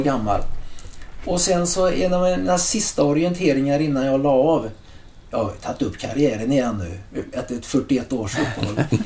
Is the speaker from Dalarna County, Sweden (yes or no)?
no; Trollhättan, Västra Götaland, Sweden; moved away as an adult; also born or lived in San Diego, United States; min hembygd